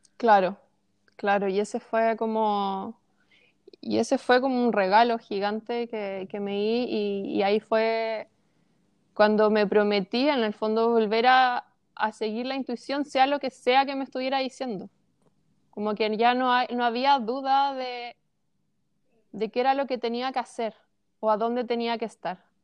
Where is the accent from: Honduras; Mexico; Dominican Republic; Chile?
Chile; yo como chilena